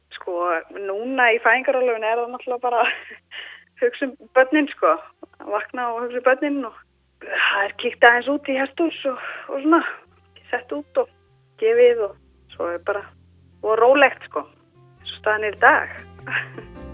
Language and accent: Icelandic; Egilsstaðir, Eastern Region, Iceland; also born or lived in Reykjavík; Ég er frá Eilstöðum, uh, ólst upp á Eilstöðum